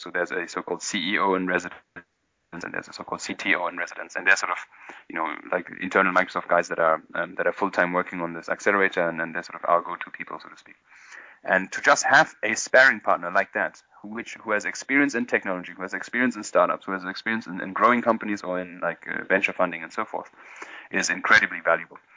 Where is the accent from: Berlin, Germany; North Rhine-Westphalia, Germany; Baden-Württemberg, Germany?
Berlin, Germany; moved away as an adult; also born or lived in London / India; I'm originally from Berlin.